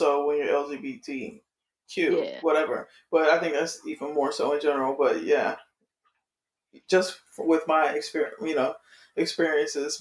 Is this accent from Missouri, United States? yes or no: no; Miami, Florida, United States; I'm from Miami